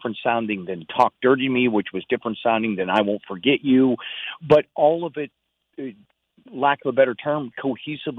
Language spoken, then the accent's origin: English; Pennsylvania, United States; moved away; my small town growing up in Pennsylvania